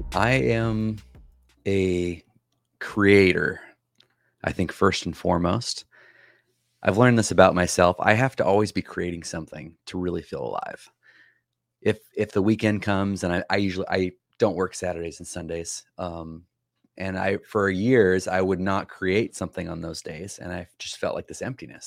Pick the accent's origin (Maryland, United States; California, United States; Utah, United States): California, United States; San Joaquin Valley; moved away as an adult; also born or lived in Canada; I grew up right in the middle, both north and south, east and west of California. It's called the San Joaquin Valley.